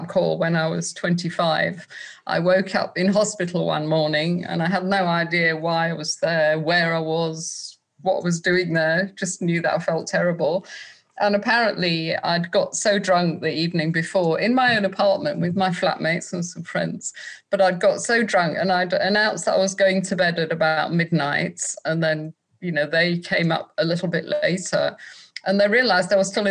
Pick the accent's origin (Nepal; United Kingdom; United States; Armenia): United Kingdom; Manchester, North West England; I grew up in Manchester, and there was a fantastic club scene up there